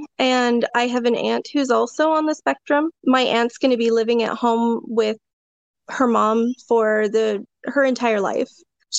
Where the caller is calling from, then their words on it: Medford, Oregon, United States; I am in Medford, Oregon.